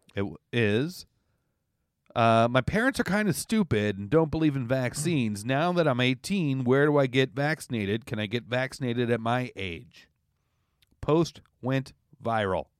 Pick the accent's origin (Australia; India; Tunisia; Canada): Canada; now in New York, United States; as a Canadian